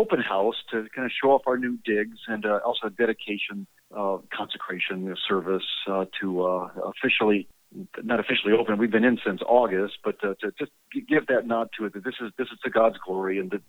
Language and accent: English; Texas, United States; I'm a Texan, and that's what we do.